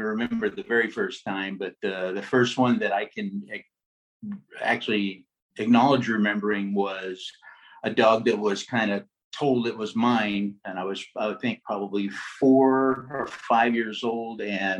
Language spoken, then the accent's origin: English; Los Angeles, California, United States; When I was a kid, I grew up actually coursing in the Los Angeles area. So Los Angeles, Orange County, Huntington Beach, around the LAX airport, Santa Ana.